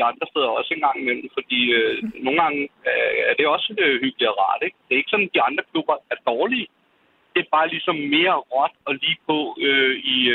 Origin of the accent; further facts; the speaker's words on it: Helsingør, Capital Region of Denmark, Denmark; born there; also born or lived in Esbjerg / Sweden / Copenhagen; now in Langeland, Denmark; Nej, jeg er født, øh, jeg er født i Helsingør.